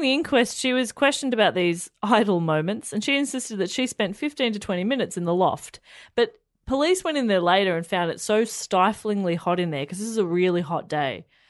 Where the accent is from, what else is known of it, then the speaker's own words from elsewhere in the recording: Australia; We're Australian.